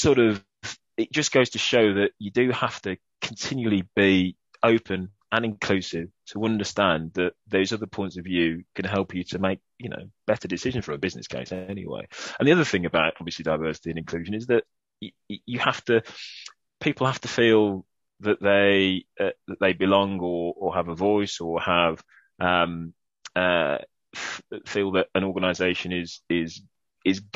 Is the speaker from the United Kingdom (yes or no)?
yes; Birmingham, West Midlands, United Kingdom; accent: Brummie; my Brummie accent